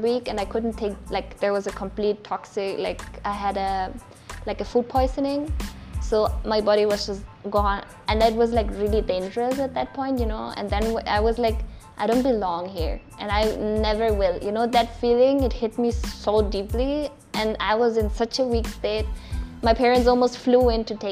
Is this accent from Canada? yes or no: no; Austria; now in India; I'm from Austria